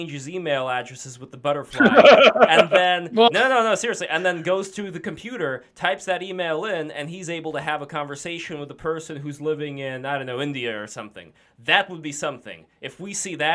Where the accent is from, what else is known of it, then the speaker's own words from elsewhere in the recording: Saint Petersburg, Russia; accent: Russian; moved away; I'm from St. Petersburg